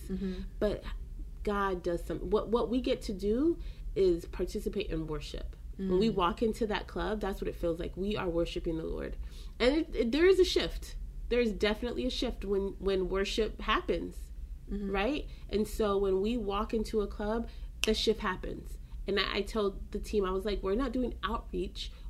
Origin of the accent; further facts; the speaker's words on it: Belize; I'm from Belize